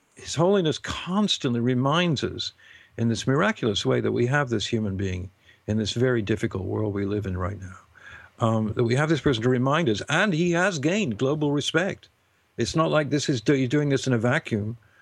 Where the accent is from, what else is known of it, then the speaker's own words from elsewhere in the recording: United Kingdom; being British